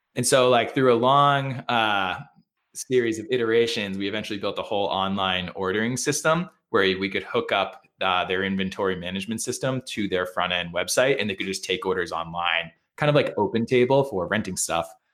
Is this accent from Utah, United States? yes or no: no; Hanover, Massachusetts, United States; I'm, uh, from Massachusetts, born and bred. Uh, I grew up in Hanover, Mass, uh, which is on the way to the Cape in a region called the South Shore, kinda south of Boston